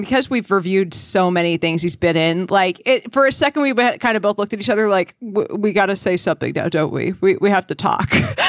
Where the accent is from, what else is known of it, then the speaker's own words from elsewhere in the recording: New Hampshire, United States; I'm from New Hampshire. I can't not have a libertarian streak.